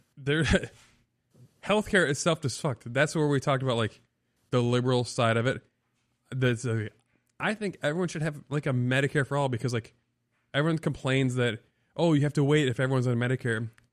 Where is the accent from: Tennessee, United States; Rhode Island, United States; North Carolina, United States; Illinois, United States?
Illinois, United States; South Beloit; now in Florida, United States; I grew up in South Beloit, Illinois